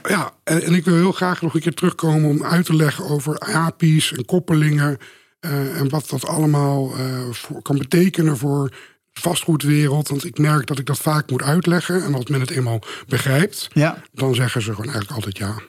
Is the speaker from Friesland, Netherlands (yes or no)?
yes; Beetsterzwaag, Friesland, Netherlands; now in Amsterdam, Netherlands; opgegroeid in Friesland, in het kleine dorpje Beetselzwaag.